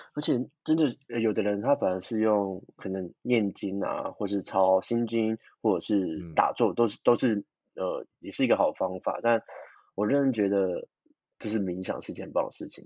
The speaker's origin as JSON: {"language": "Chinese", "town": "Kaohsiung", "country": "Taiwan", "moved": "yes", "said": "那我就直接跑回去高雄，因为我是高雄人"}